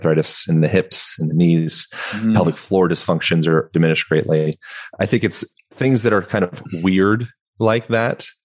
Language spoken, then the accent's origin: English; Lancaster, Pennsylvania, United States; moved away; also born or lived in Hawaii / Boulder, Colorado / Bend, Oregon; Amish country, Lancaster, Pennsylvania, notorious for the Amish country